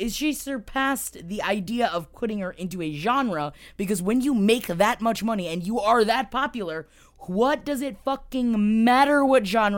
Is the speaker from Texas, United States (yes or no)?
no; Florida, United States; I am from Florida